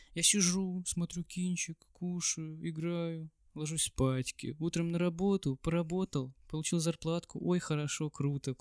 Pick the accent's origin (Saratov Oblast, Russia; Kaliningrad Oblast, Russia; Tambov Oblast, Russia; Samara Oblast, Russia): Kaliningrad Oblast, Russia; Kaliningrad; Я, конечно, из Калининграда